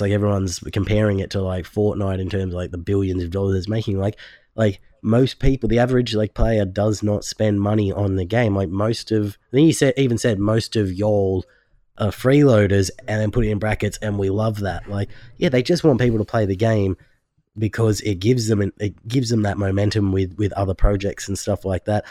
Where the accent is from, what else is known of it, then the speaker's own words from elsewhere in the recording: Australia; I'm from Australia